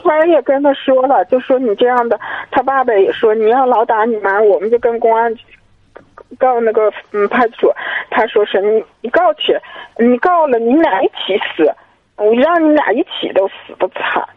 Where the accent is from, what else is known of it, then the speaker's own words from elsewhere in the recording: Hohhot, Inner Mongolia, China; 我是呼和浩特的